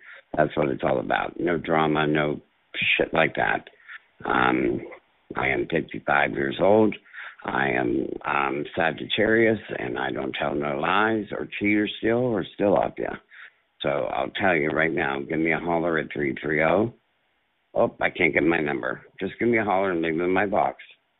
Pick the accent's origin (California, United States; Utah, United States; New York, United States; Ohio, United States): Ohio, United States; Youngstown; Hey guys out there. … I'm from Youngstown, Ohio.